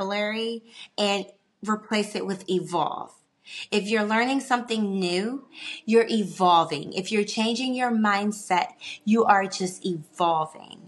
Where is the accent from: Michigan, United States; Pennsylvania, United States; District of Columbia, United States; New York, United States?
District of Columbia, United States; Washington; I am a northerner. I am from Washington, D.C., the hustle bustle city